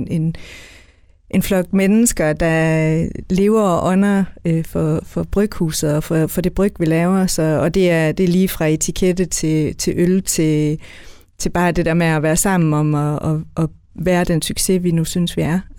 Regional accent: Denmark

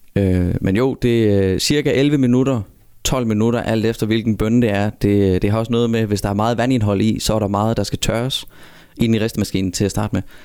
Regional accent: Southern Jutland, Southern Denmark, Denmark; Jeg kommer helt nede fra det kolde syd, helt ned omkring grænsen ved, øh, Kruså og Græsteen og alt dernede.

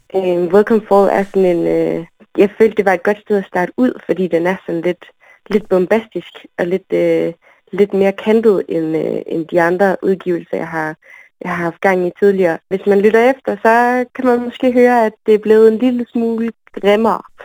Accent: Aalborg, North Denmark Region, Denmark; also born or lived in Berlin; nu er jeg fra Aalborg egentlig, fra Nørre Sundby, så det med at være vokset op i sådan en lille klump

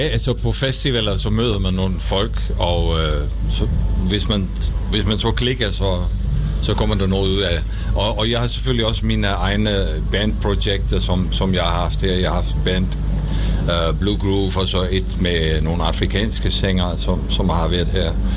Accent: Netherlands; Danish is a second language; moved away as an adult; also born or lived in Denmark; Altså, jeg er hollænder. Jeg har boet i Danmark i halvfjerdserne, så jeg taler dansk.

